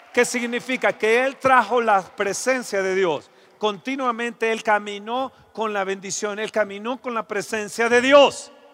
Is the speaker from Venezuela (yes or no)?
no; Mexico; como mexicanos